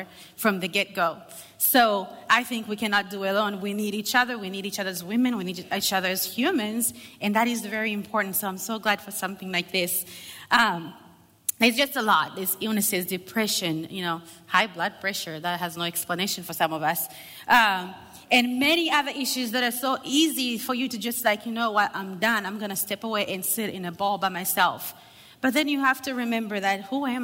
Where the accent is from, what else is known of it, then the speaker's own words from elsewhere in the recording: Zambia; English is a second language; I am from Zambia